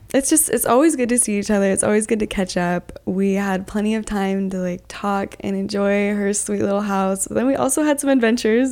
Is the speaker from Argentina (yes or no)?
no; Utah, United States; I'm from Utah